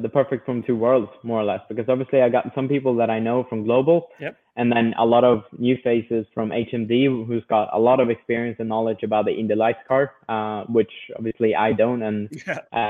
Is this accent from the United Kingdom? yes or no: no; Sweden